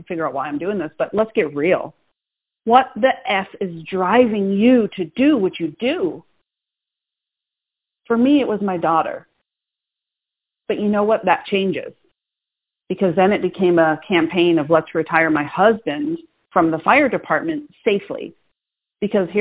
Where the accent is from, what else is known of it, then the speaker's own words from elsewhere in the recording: Boston, Massachusetts, United States; I'm from Boston. It doesn't get more type A than that.